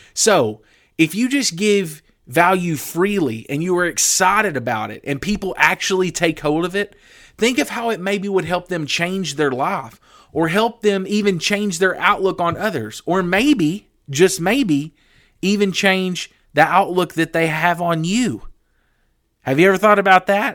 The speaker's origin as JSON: {"language": "English", "region": "the Bible Belt", "country": "United States", "tie": "born or raised there", "said": "I grew up in the Bible Belt."}